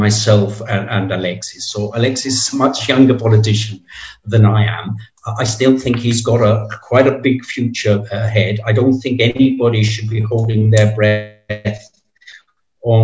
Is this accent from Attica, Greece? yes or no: no; Preveza, Epirus, Greece; the party boss of Preveza, which is my hometown